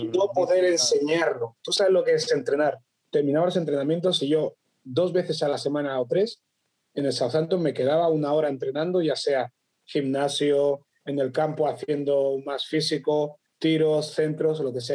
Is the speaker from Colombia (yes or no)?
no; Barcelona, Catalonia, Spain; also born or lived in Equatorial Guinea; nací en Guinea Ecuatorial, pero desde los 11 meses estoy en España, mi padre era militar eh, para España, también es de Guinea, y con nueve años me trasladé a, Barcelona